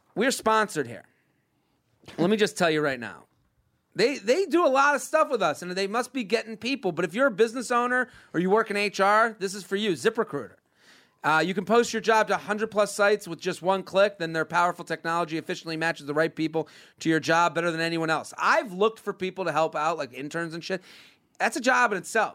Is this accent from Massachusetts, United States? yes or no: yes; Needham, Massachusetts, United States; outside of Boston, Needham